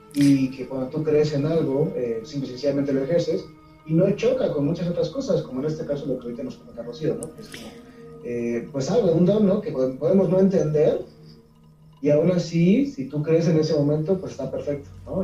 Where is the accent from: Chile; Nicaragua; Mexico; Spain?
Mexico; acá en México también, yo vengo de México